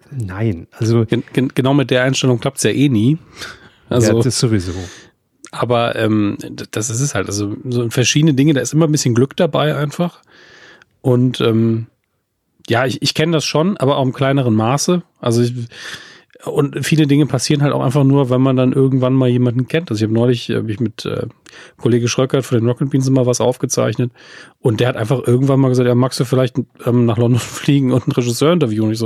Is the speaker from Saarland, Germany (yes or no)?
yes; Saarland, Germany; ich komme auch aus dem Saarland.